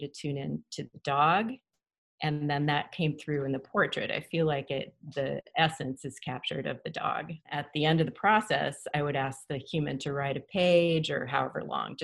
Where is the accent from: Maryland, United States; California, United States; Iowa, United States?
Iowa, United States; Grinnell; I was born in Grinnell, Iowa.